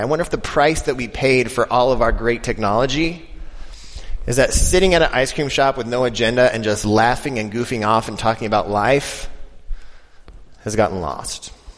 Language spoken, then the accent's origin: English; Denver, Colorado, United States; I'm from Denver